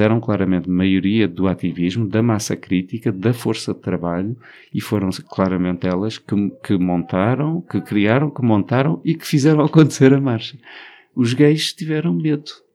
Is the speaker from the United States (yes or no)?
no; Alentejo, Portugal; o Alentejo, que é a minha terra